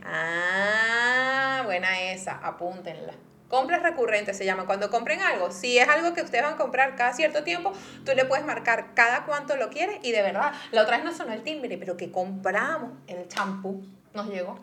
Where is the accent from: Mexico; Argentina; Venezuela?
Venezuela; moved away; yo como venezolana